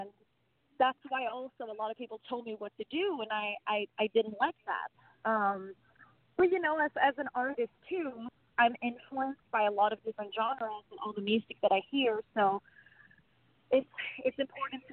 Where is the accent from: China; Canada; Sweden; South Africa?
Sweden; moved away as an adult; now in Los Angeles, United States; I was born and raised in Sweden